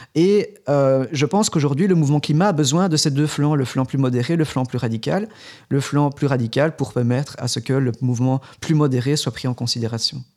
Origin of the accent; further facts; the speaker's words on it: Belgium; on est belge, on est belge francophone